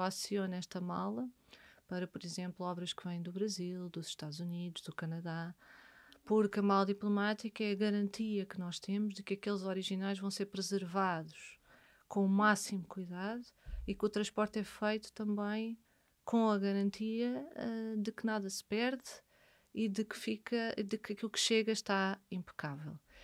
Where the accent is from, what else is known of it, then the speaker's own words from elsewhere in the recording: Amadora, Lisbon, Portugal; nasci na Amadora e vivi na Amadora